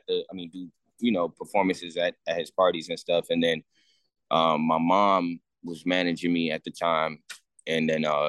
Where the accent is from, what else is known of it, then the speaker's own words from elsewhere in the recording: Montclair, New Jersey, United States; I'm from Montclair, New Jersey